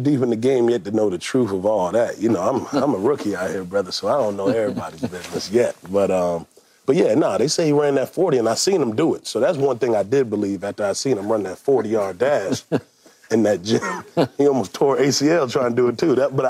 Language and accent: English; Atlanta, Georgia, United States; No, I'm not from Houston. I'm from Atlanta.